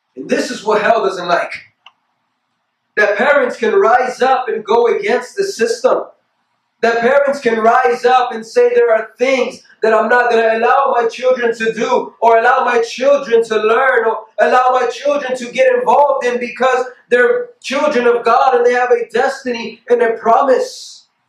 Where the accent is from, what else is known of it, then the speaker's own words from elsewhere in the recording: United States; we as Christians or we as human beings, especially as American